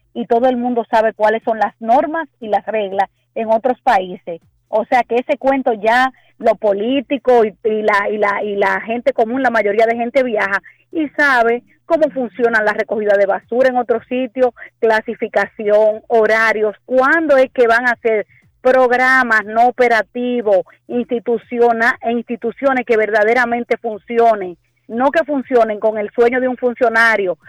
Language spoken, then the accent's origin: Spanish; Santiago de los Caballeros, Santiago, Dominican Republic; yo que soy de Santiago